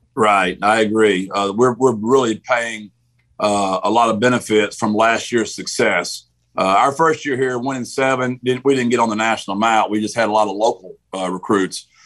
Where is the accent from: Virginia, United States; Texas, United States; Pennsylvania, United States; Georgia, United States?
Texas, United States; Gilmer; also born or lived in San Antonio, Texas; Gilmer's, my hometown, my high school